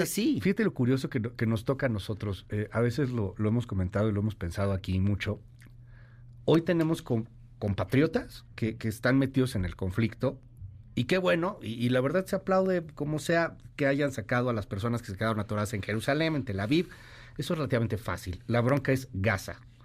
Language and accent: Spanish; Mexico; siendo mexicanos